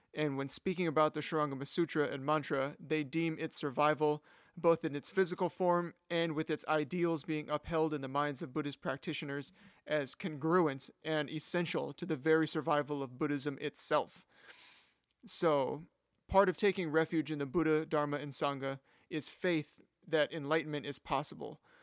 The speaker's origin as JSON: {"language": "English", "country": "United States", "said": "as an American"}